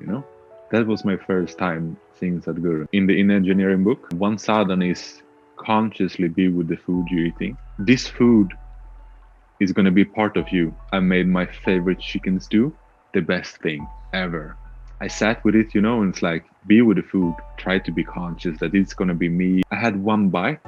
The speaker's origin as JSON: {"language": "English", "country": "Sweden", "tie": "born or raised there", "also_born_or_lived": "Australia", "said": "I'm Swedish, born and raised in Sweden"}